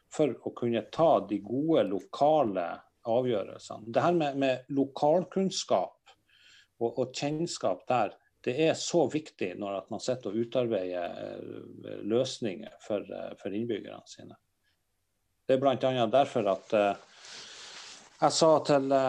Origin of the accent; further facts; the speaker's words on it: Northern Norway, Norway; vi er ifra der vi er ifra